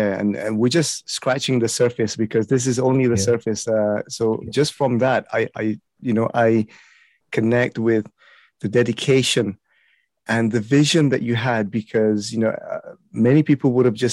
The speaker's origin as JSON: {"language": "English", "country": "Malaysia", "tie": "born or raised there", "said": "I was born in Malaysia, I grew up in Malaysia"}